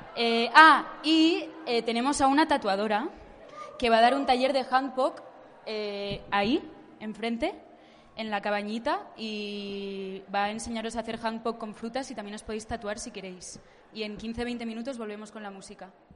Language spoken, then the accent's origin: Spanish; Uruguay; Soy uruguaya igual, por si pensaban que era argentina, soy uruguaya